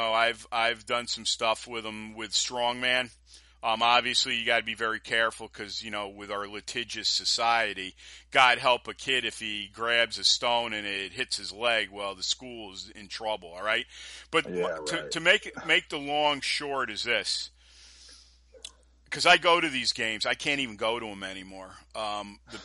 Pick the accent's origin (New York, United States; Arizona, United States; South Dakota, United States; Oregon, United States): New York, United States; being a New Yorker